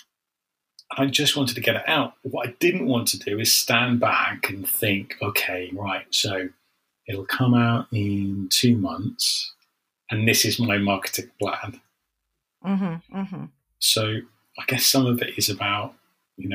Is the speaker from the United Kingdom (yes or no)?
yes; United Kingdom; as a British person